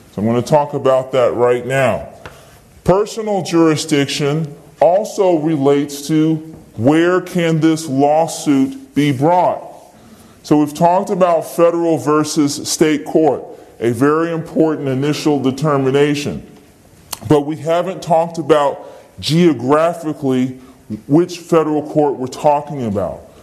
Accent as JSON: {"language": "English", "region": "Virginia", "country": "United States", "said": "I'm from Virginia. Anyone who has a legal dispute with me can come to Virginia and sue me here because I'm a citizen of Virginia"}